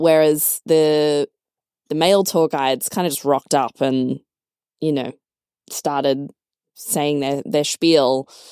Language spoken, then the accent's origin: English; Australia; moved away as an adult; now in Berlin, Germany; I'm from Australia, so, you know, great life, high standard of living